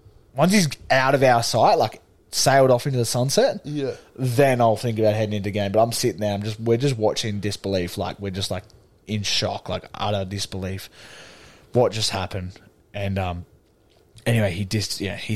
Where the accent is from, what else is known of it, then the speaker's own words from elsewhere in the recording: Sydney, New South Wales, Australia; we're from Sydney